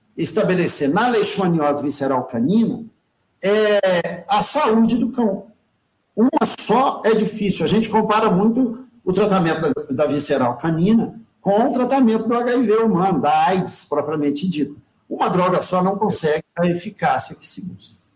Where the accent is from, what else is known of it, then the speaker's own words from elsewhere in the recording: Brazil; como brasileiro